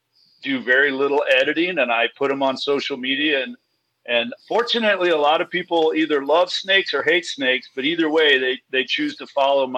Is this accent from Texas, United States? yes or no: yes; Kingwood, Texas, United States; moved away as an adult; now in San Diego, United States; I'm from Kingwood. Yeah. I moved to San Diego 30 years ago.